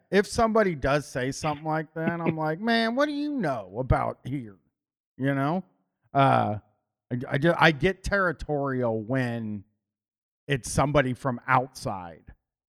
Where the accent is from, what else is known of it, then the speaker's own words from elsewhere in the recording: Groveport, Ohio, United States; growing up in Columbus, and I had moved downtown into downtown Columbus from Groveport. Groveport was only 25 minutes from downtown.